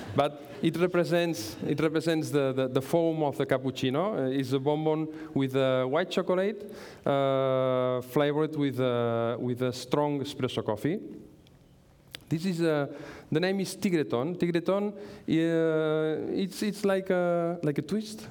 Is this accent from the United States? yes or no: no; Manlleu, Catalonia, Spain; English is a second language; I'm from Manlleu. I'm very happy to, be, to, to, to live in Manlleu. Manlleu is a very small town in the north of Barcelona. It's my town